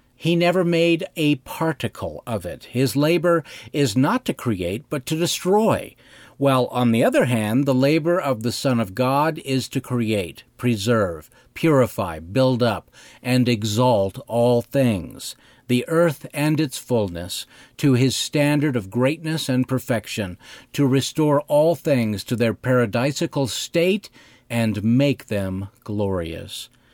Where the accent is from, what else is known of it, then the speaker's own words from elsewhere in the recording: Cody, Wyoming, United States; I grew up in Cody, Wyoming, a city founded by Buffalo Bill